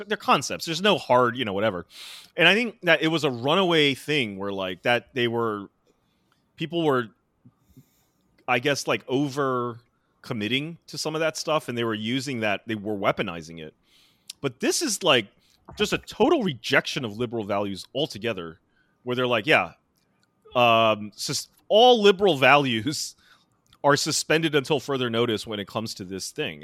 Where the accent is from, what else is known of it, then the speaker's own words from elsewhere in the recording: United States; moved away; growing up in America